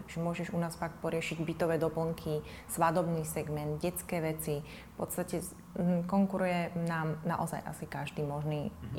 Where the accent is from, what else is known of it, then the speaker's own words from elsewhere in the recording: Trnava, Trnava Region, Slovakia; v Trnavskom amfiteátri v mojom rodnom meste